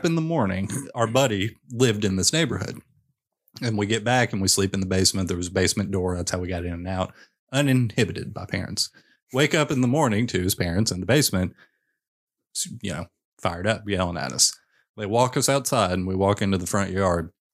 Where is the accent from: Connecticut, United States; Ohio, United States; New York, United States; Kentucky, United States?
Kentucky, United States; Western; I grew up in Western Kentucky